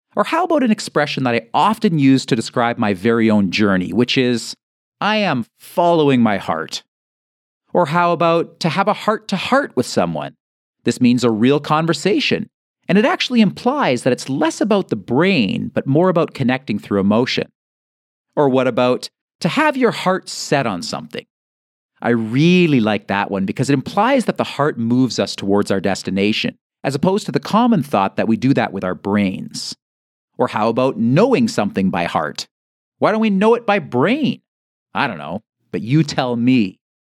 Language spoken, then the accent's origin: English; Canada; I'm Canadian